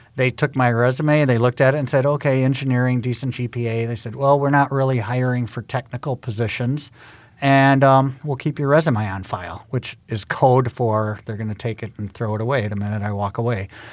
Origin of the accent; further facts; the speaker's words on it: Milwaukee, Wisconsin, United States; moved away; I actually used, um, the fact that I was from Milwaukee to try to get an in with G E Healthcare